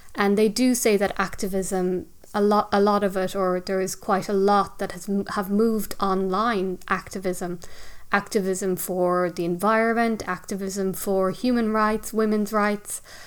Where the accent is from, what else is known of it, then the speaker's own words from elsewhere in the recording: Ireland; living, growing up in Ireland, living on an island